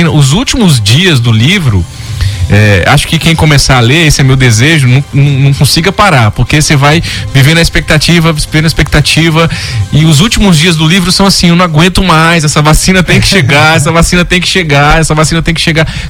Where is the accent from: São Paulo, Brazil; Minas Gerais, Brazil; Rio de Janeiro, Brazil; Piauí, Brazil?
Piauí, Brazil; Teresina; eu fui para Teresina, minha cidade natal, onde eu nasci, lancei lá também com os familiares